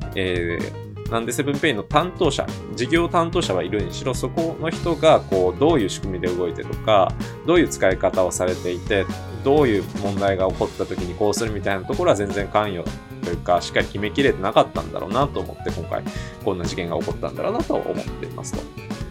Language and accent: Japanese; Hyogo, Japan; 私の出身が兵庫県